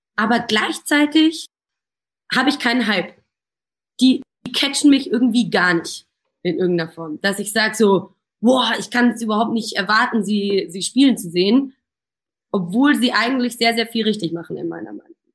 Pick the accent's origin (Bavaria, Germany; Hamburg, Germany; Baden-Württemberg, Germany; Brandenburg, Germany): Bavaria, Germany; Munich; als geborene Münchnerin